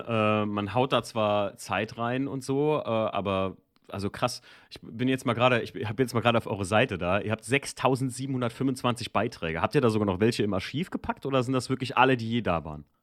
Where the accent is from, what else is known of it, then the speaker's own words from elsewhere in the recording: Germany; ich bin ja in der Mosel aufgewachsen